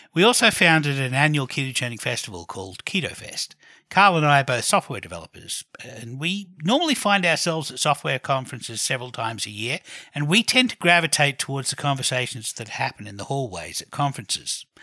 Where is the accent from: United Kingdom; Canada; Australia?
Australia; also born or lived in Canberra, Australia; I'm Australian